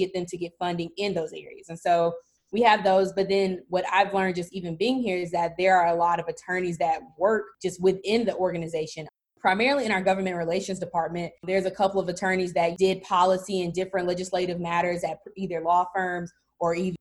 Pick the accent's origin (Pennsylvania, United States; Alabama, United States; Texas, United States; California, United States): Alabama, United States; Birmingham; I'm from Birmingham, Alabama, born and raised